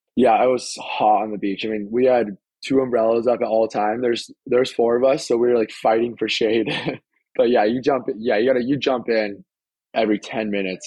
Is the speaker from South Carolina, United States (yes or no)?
no; San Clemente, California, United States; I'm from San Clemente, California